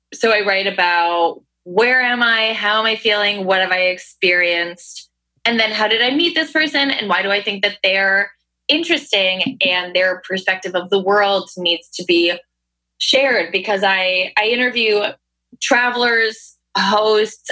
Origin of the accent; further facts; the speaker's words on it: Hudson Valley, upstate New York, United States; now in New York City, United States; I'm from upstate New York